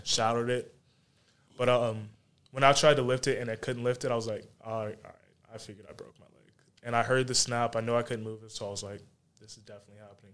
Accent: Charlotte, North Carolina, United States; also born or lived in Monroe; I was born in Charlotte, basically grew up in Charlotte, grew up in Monroe a little bit too

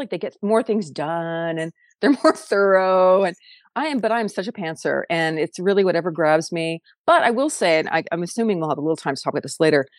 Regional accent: San Diego, California, United States; also born or lived in South Dakota / Los Angeles; I was born on a farm in South Dakota, and then my parents and I moved to LA when I was one. So, I didn't grow up on a farm. I grew up in San Diego

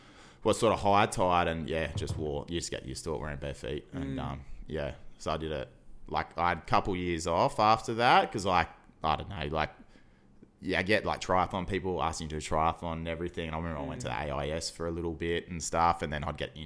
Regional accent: Surfers Paradise, Queensland, Australia; I grew up in Surfers Paradise, like as a nipper.

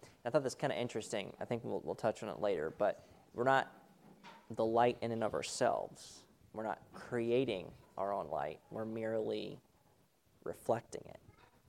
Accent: California, United States; Because I grew up in Southern California and had never seen a rat running around our home, I thought this would be a great adventure.

